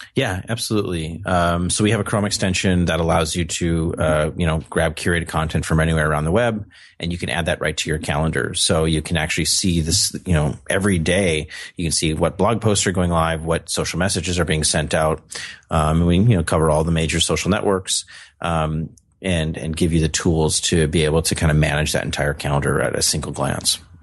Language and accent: English; North Dakota, United States; I'm from North Dakota. We have lots of winter